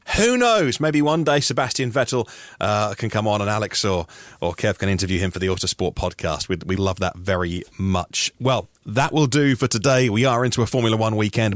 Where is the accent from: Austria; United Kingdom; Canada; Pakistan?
United Kingdom; British people working in the British press